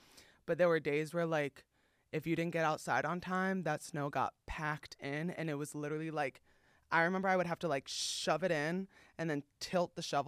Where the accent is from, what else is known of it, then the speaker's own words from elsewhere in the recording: East Coast, United States; now in Los Angeles, United States; It's not just that, but like I grew up again on the East Coast.